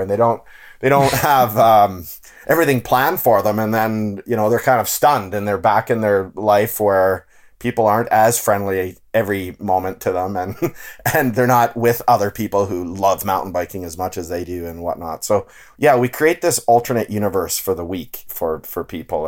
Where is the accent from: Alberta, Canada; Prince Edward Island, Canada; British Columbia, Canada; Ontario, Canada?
Ontario, Canada; growing up in Ontario